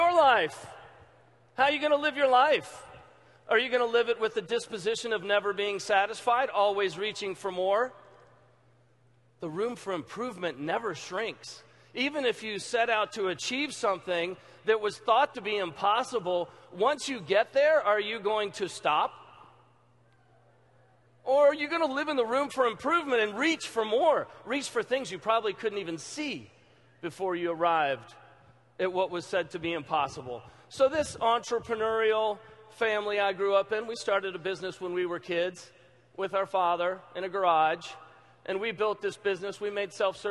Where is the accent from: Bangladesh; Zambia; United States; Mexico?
United States; Louisville, Kentucky; I'm from Louisville, Kentucky